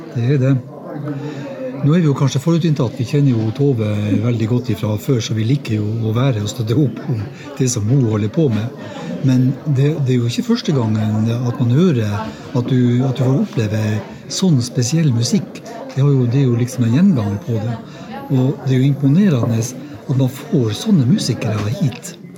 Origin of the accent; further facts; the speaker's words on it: Herjangen, Nordland, Norway; Kommer fra et, ei lita bygd som heter Herjangen. Eh, ser rett over til Narvik fra hjemplassen min.